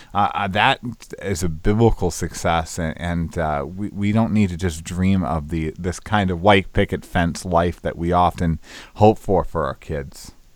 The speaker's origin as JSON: {"language": "English", "region": "Northern Illinois", "country": "United States", "also_born_or_lived": "Northeast Georgia", "moved": "as an adult", "said": "I'm from Northern Illinois"}